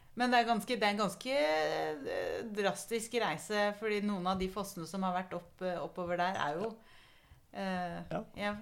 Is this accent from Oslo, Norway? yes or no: no; Telemark, Norway; jeg kommer jo fra Telemark